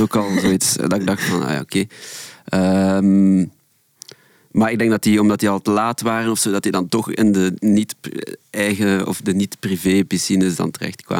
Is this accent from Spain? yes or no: no; Ghent, Flanders, Belgium; moved away; also born or lived in Brussels; ik kom oorspronkelijk van Gent